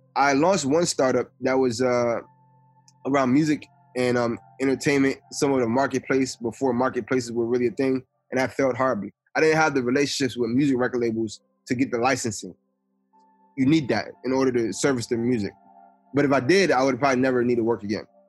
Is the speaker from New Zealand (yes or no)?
no; Atlantic City, New Jersey, United States; moved away as an adult; also born or lived in New York; now in Nebraska, United States; I'm from Atlantic City, New Jersey. As a kid, I was involved in a number of things. I think uh, growing up in New Jersey